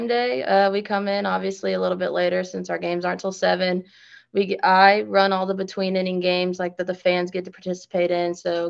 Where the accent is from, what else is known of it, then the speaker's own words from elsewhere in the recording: Kansas City, Missouri, United States; moved away as an adult; now in Kinston, United States; so I'm from Kansas City, Missouri.